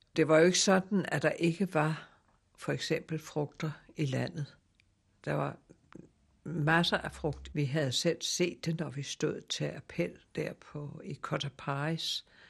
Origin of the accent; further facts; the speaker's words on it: Denmark; moved away; also born or lived in Java; jeg var jo dansker